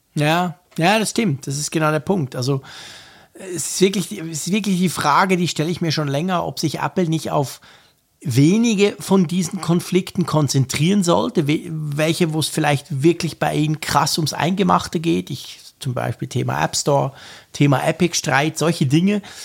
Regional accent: Switzerland; Bei uns in der Schweiz, in der kleinen Schweiz

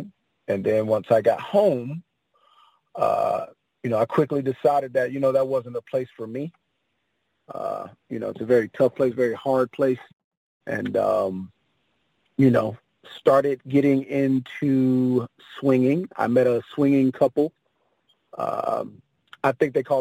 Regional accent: Panama City Beach, Florida, United States; I am originally from a small town called Panama City Beach, Florida

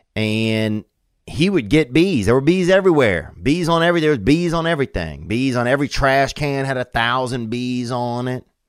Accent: Covington, Louisiana, United States; born or raised there

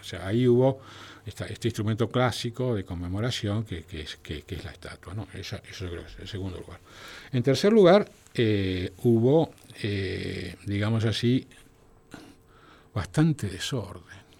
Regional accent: Argentina

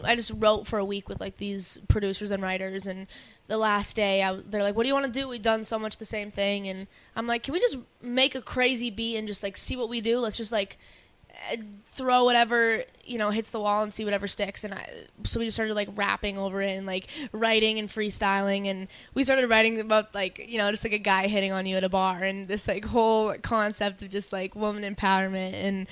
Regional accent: Canada; I'm from Canada

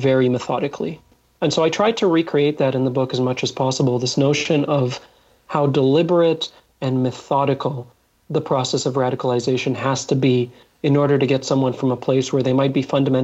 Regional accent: Egypt; I was born in Egypt

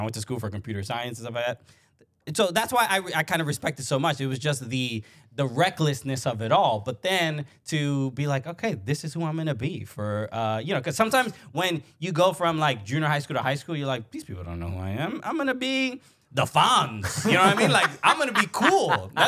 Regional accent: New York City, New York, United States; You know, I grew up in Brooklyn, a Dominican kid, immigrant family.

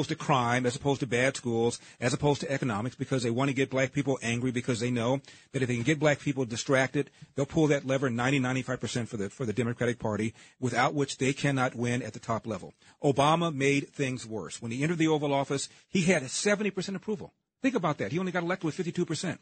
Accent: Los Angeles, California, United States; I was born in Los Angeles

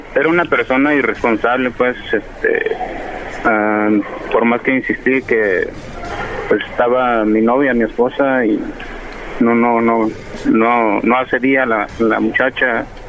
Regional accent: Guerrero, Mexico; yo soy del estado de Guerrero

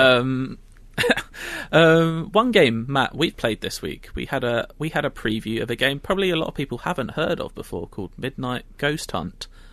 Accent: London, United Kingdom; I'm from London

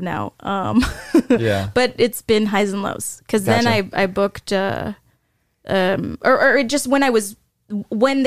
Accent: Anaheim, California, United States; also born or lived in Highland Park, Los Angeles; I was born in Highland Park. Before it was cute, before it was gentrified

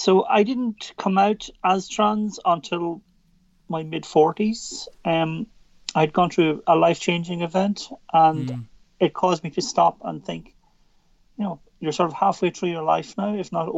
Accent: Drogheda, County Louth, Ireland; So I'm originally from County Louth. So still very much here. I was born in Drogheda

